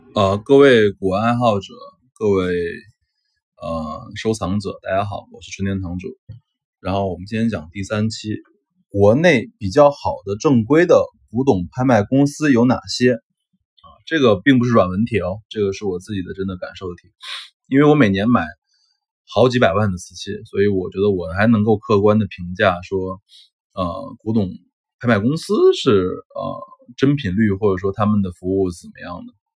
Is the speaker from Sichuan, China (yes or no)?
no; Shenzhen, Guangdong, China; 我是深圳的嘛，啊，我是深圳人